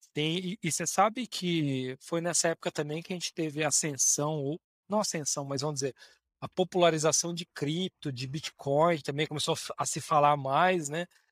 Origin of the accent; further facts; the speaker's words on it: Bauru, São Paulo, Brazil; Eu sou de Bauru originalmente, interior de São Paulo